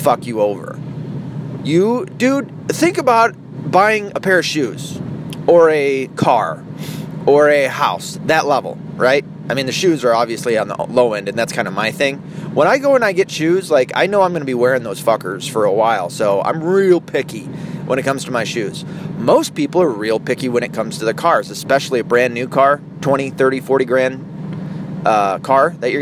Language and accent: English; the South, United States; I come from the South